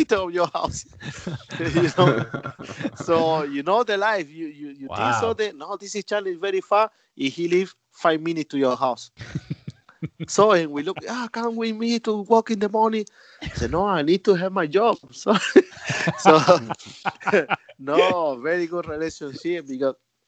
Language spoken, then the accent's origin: English; Almería, Andalusia, Spain; English is a second language; moved away as an adult; also born or lived in Madrid; now in China; I'm from Almeria.